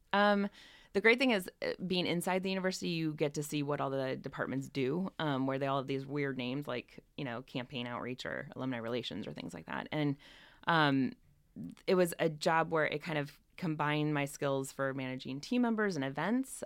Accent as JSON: {"language": "English", "region": "northern Indiana", "country": "United States", "tie": "born or raised there", "moved": "yes", "lives_now": "San Francisco Bay Area, United States", "said": "I grew up in, uh, northern Indiana, a little tiny town, thirty-six hundred people"}